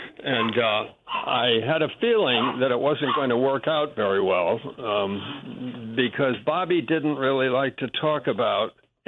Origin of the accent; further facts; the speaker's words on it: Westfield, Massachusetts, United States; moved away as an adult; now in New York City, United States; I was born here in New York City. My father was a New Yorker. And when I was about 2 years old, I moved up to a little town in Massachusetts called Westfield. And I grew up in Westfield.